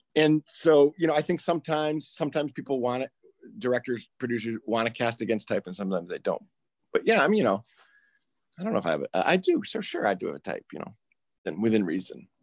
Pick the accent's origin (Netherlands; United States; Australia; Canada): United States; Chicago, Illinois; born or raised there; also born or lived in Maine